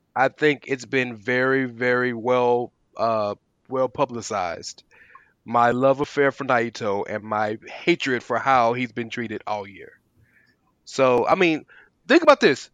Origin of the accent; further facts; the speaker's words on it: United States; we're all American, we're all born and raised here